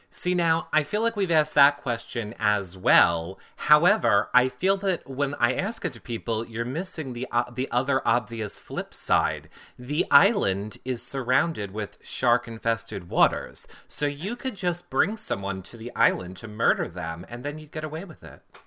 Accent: United States; as an American

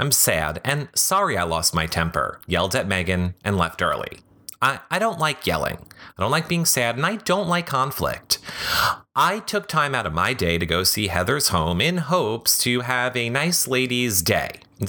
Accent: Midwest, United States; I grew up in the Midwest, where I come from.

